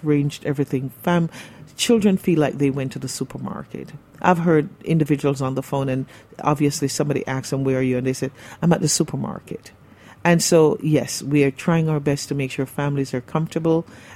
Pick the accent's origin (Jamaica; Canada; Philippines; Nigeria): Jamaica; moved away as an adult; also born or lived in Brooklyn, New York; now in New York, United States; I was born and raised in Jamaica